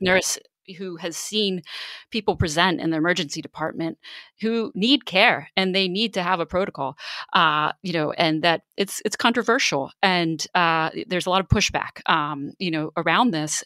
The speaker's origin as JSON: {"language": "English", "town": "Baltimore", "region": "Maryland", "country": "United States", "tie": "born or raised there", "also_born_or_lived": "New York City", "moved": "as an adult", "lives_now": "Philadelphia, United States", "said": "I grew up in Baltimore, and, uh, so it was great to be able to report on my hometown"}